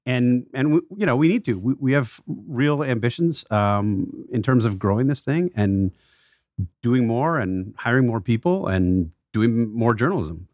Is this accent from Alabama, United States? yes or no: no; Milwaukee, Wisconsin, United States; Milwaukee's my hometown